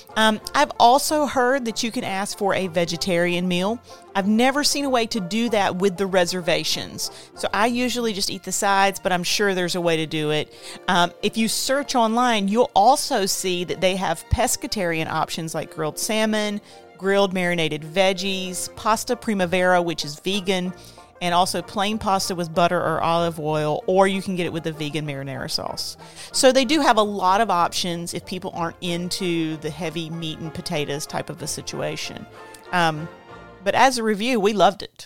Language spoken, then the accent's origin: English; the South, United States; I grew up in the South